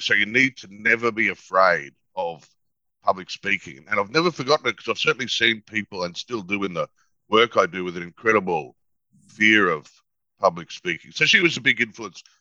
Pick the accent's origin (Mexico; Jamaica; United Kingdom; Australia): Australia; Toowoomba, Queensland; we were growing up in Toowoomba